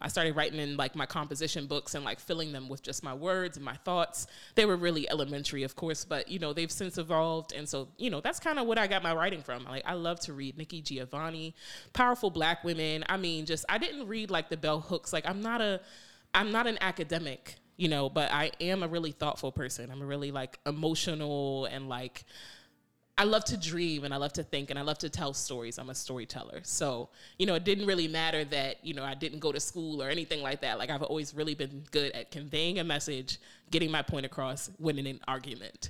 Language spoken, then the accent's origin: English; New York, United States; moved away; also born or lived in Randallstown, Maryland; growing up in New York